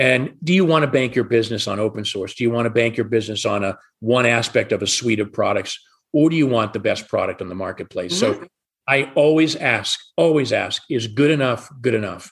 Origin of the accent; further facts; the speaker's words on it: Atlanta, Georgia, United States; I'm from Atlanta as well